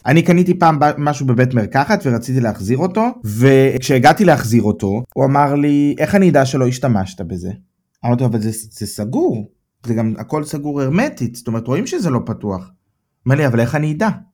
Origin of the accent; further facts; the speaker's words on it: Israel; moved away as an adult; now in Germany; אני מישראל